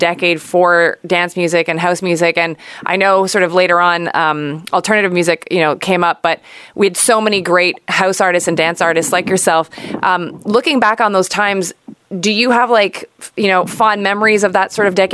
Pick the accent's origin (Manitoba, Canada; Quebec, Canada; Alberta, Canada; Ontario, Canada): Quebec, Canada; Montreal; my hometown of Montreal